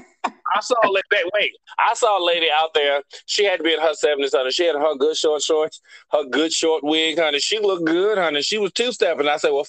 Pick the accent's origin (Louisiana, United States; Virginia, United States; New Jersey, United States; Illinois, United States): Louisiana, United States; New Orleans; also born or lived in Baton Rouge; New Orleans is a city in itself. It is a, I think we believe we're our own state, but it's not technically true.